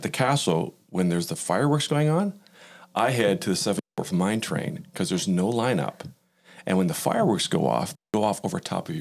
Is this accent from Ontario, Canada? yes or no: yes; London, Ontario, Canada; I grew up in London, Ontario